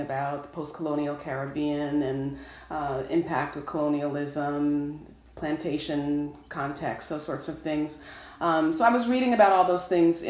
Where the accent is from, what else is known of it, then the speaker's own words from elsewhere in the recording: Fishkill, New York, United States; now in North Carolina, United States; I grew up about 2 hours north of New York City in Dutchess County